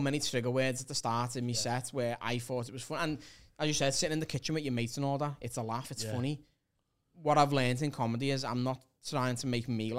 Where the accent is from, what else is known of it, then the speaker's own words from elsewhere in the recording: Liverpool, North West England, United Kingdom; because I'm a Scouser.